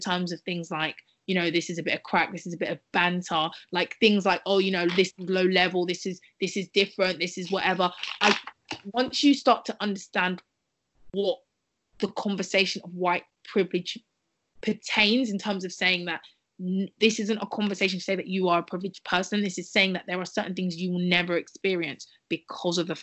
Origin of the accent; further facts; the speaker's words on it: United Kingdom; we're all Black women growing up in Britain